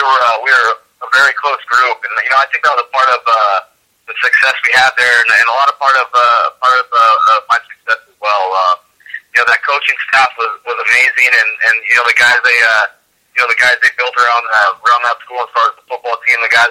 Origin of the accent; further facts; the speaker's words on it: Los Angeles, California, United States; moved away as an adult; also born or lived in Spokane, Washington; born and raised in the Los Angeles area